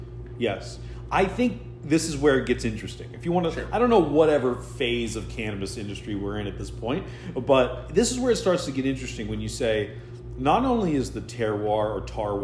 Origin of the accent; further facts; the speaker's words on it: United States; I'm an American.